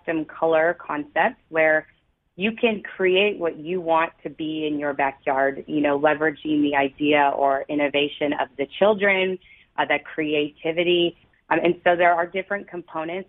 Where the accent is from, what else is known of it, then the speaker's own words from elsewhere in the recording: Toronto, Ontario, Canada; also born or lived in St. Catharines; I was born and raised in Toronto